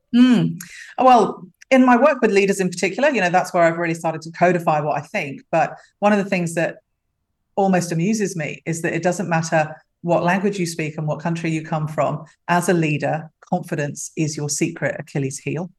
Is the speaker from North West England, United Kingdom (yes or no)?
no; London, United Kingdom; also born or lived in Africa / Middle East / Europe; now in Australia; I'm a Londoner by birth. Uh, come from a very big West London family. And uh, came to Australia via Africa and the Middle East and Europe